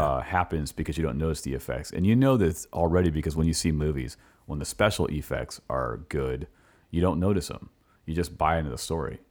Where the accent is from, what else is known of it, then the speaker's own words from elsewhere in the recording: California, United States; moved away as an adult; now in Richmond, United States; I'm from California, I came here in two thousand seven